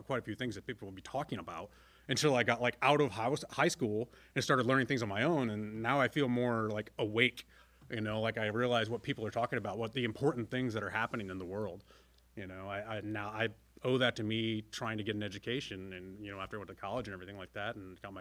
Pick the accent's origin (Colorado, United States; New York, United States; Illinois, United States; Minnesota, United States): Illinois, United States; DeSoto; I love growing up in DeSoto